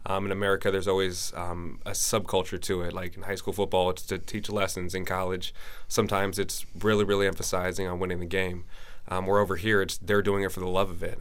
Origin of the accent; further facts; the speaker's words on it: San Francisco Bay Area, California, United States; moved away as an adult; also born or lived in Pacific Northwest; now in Norway; I'm originally from the San Francisco Bay Area